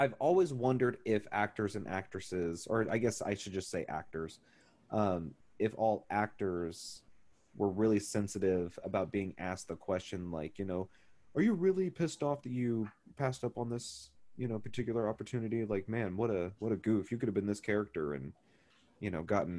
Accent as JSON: {"language": "English", "town": "Neosho", "region": "Missouri", "country": "United States", "tie": "born or raised there", "said": "I grew up in Neosho"}